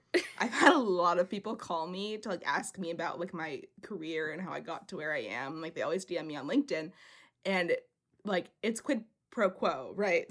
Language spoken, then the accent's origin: English; United States; accent: American; my American accent